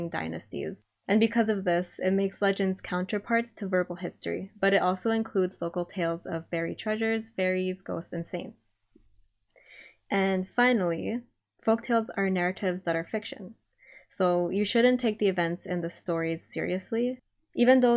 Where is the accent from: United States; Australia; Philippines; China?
Philippines; Baguio, Cordillera Administrative Region; I grew up in Baguio, which is also in Luzon.